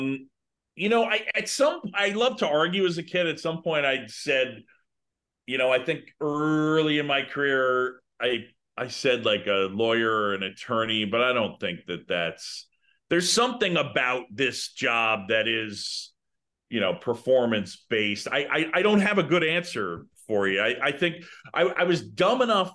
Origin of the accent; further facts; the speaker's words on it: New York City, New York, United States; moved away as an adult; also born or lived in Philadelphia / Boston; now in Chicago, United States; I was born in Philadelphia. I grew up in New York City. I went to college in Boston